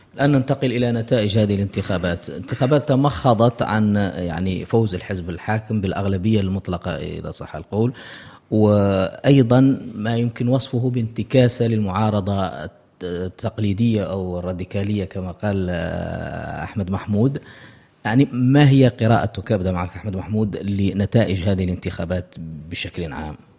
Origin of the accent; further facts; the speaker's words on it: Mauritania; اعتدنا وكبرنا عليها هنا في موريتانيا